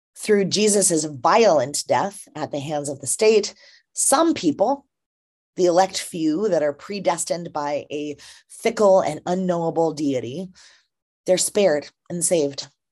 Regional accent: Minnesota, United States; my home state of Minnesota

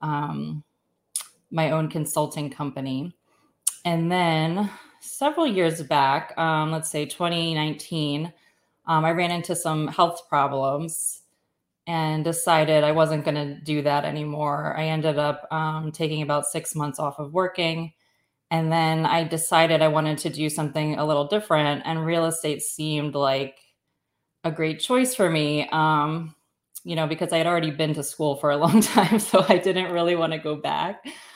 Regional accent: outside of Philadelphia, Pennsylvania, United States; I grew up outside of Philadelphia

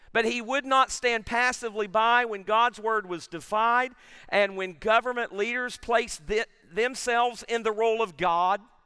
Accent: Tennessee, United States; I'm from Tennessee

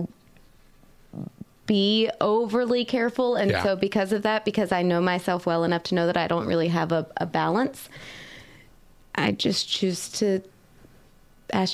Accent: North Carolina, United States; moved away; my hometown in North Carolina

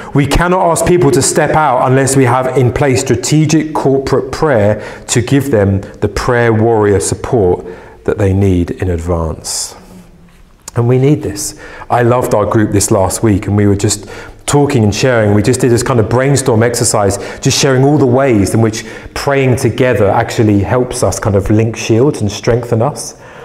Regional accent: England, United Kingdom; as an Englishman

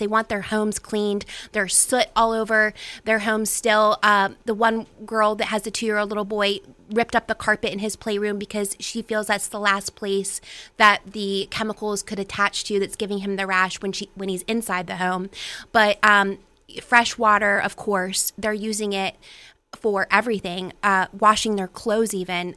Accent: Weirton, West Virginia, United States; now in Pittsburgh, United States; I am originally from the Ohio Valley myself. I'm from Weirton, West Virginia

